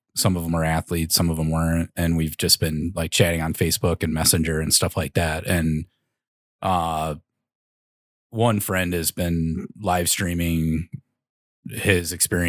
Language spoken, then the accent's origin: English; the South, United States; Growing up in the South.